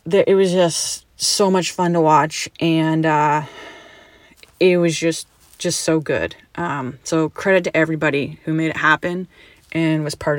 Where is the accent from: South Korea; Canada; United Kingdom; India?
Canada; Again, as a Canadian, I have a responsibility to talk about how does this impact the Toronto Maple Leafs.